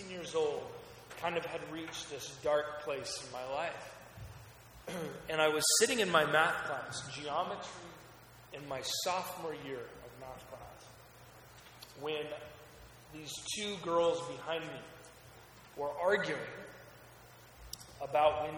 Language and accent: English; Salem, Oregon, United States; also born or lived in Portland, Oregon; I was raised in Oregon, grew up in Salem, which is our capital.